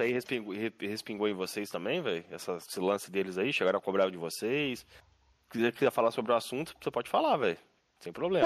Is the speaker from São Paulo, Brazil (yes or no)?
no; Minas Gerais, Brazil; moved away; also born or lived in Rio de Janeiro border area; Sou de Minas, mas moro na divisa.